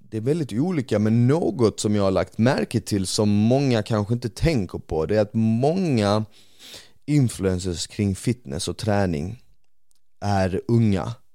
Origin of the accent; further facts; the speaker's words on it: Malmö, Skåne, Sweden; also born or lived in Bosnia; när jag växte upp på Rosengård